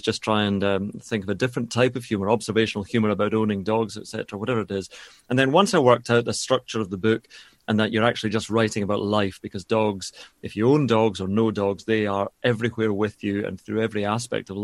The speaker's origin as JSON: {"language": "English", "region": "Scotland", "country": "United Kingdom", "said": "I'm Scottish"}